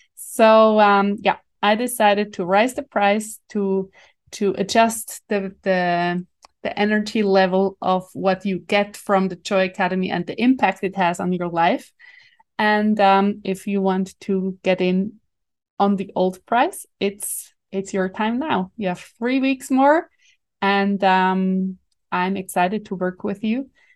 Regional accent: Switzerland; accent: Swiss German; first language Swiss German; English is a second language; my mother tongue, in my heart. language, Swiss German.

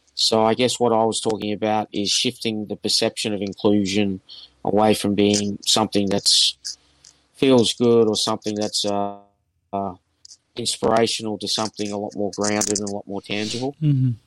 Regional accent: Australia; I'm from Australia

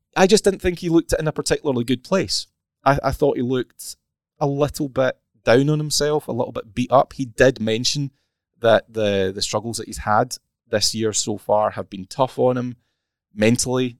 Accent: Scotland, United Kingdom; accent: Scottish; I put on my thickest Scottish accent

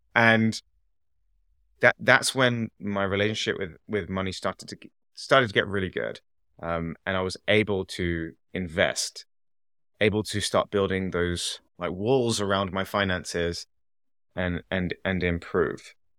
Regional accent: England, United Kingdom; moved away as an adult; also born or lived in Canada; I'm from England

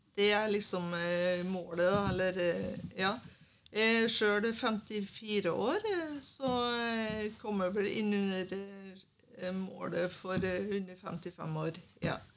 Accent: Sunndalsøra, Møre og Romsdal, Norway; now in Bærum, Norway; Jeg er egentlig fra Nordmøre. Fra Sunndalsøra

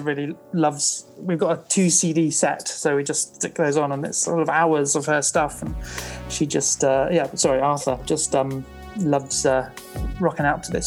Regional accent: Truro, South West England, United Kingdom; born or raised there

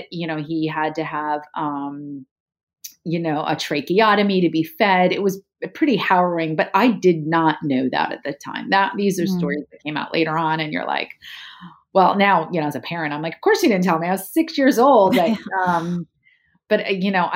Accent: right outside of Princeton, New Jersey, United States; also born or lived in San Diego, California; we grew up right outside of Princeton

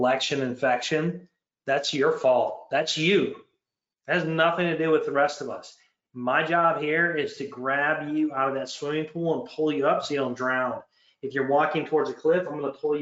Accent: Michigan, United States; also born or lived in Canada; Michigan, my home state

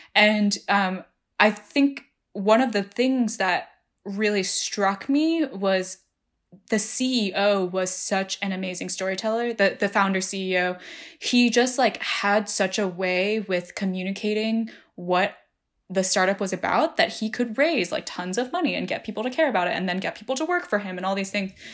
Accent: New Jersey, United States; I grew up in New Jersey

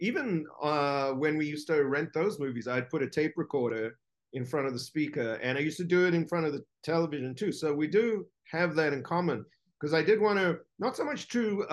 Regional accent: South Africa; I grew up in South Africa

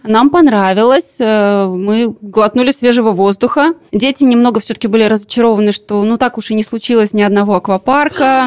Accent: Latvia; откуда мы приехали, мы говорим, из Латвии

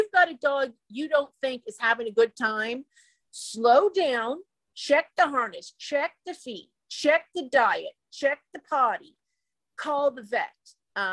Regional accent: Midwest, United States; I was a Midwestern native

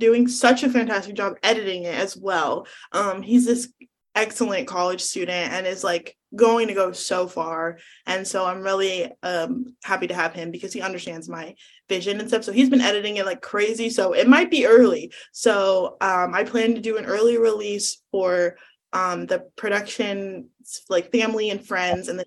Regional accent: Northern California, United States; I'm from Northern California

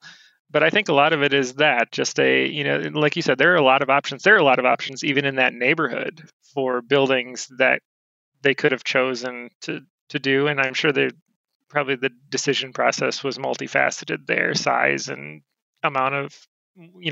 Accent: Monroe, United States; my hometown of Monroe

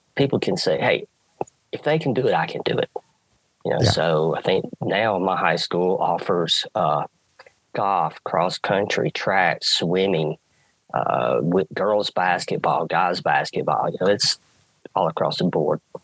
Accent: the South, United States; I grew up in the South. Football dominates

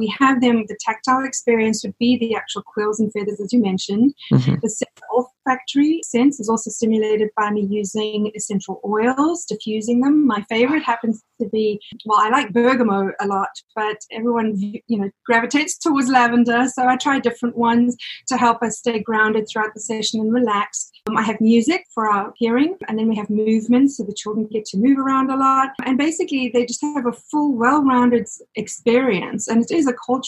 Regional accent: South Africa; moved away as an adult; now in New Jersey, United States; My father is Greek, but I was born and raised in South Africa

